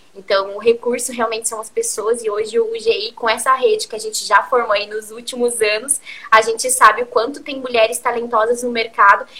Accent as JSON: {"language": "Portuguese", "town": "Curitiba", "region": "Paraná", "country": "Brazil", "said": "eu sou de Curitiba"}